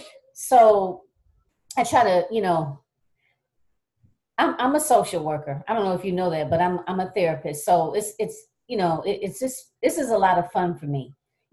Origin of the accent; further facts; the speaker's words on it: Michigan, United States; moved away; also born or lived in New York; I'm originally from Michigan. I relocated back here in 2015 from from New York.